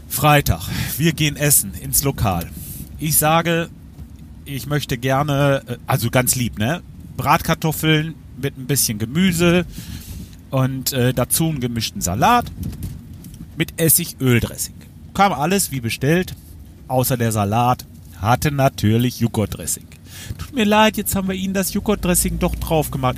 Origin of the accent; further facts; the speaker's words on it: Lemgo, North Rhine-Westphalia, Germany; bei uns in Lemgo